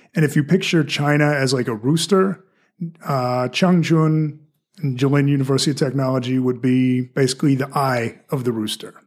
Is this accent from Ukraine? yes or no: no; Victoria, Australia; accent: mixture of Australian and American; also born or lived in United States; now in Fort Wayne, United States; I was born and raised in an American household, but I was in Australia, I was at a mixture of both accents